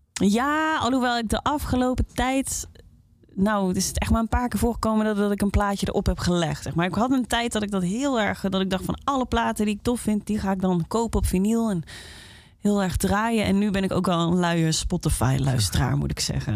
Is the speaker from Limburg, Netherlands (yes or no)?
yes; Limburg, Netherlands; moved away; omdat ik uit Limburg kwam